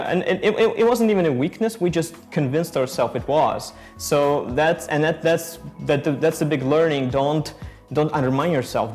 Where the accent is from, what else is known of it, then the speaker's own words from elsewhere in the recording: Ukraine; moved away; We are originally from Ukraine.